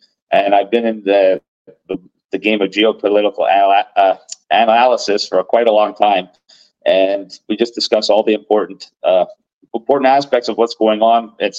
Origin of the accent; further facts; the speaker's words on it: Toronto, Ontario, Canada; moved away as an adult; now in United Kingdom; right now I'm in the UK, but I hail from Toronto, Canada.